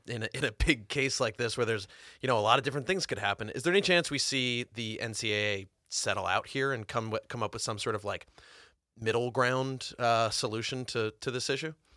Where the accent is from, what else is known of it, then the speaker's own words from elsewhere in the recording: New Jersey, United States; I grew up in New Jersey